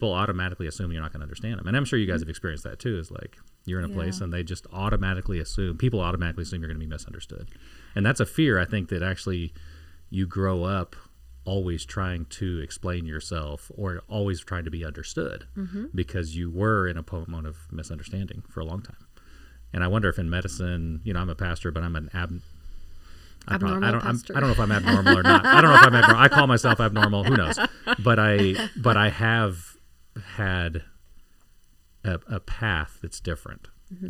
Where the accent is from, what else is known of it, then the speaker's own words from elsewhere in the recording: Costa Rica; I'm a fourth grader growing up in Costa Rica.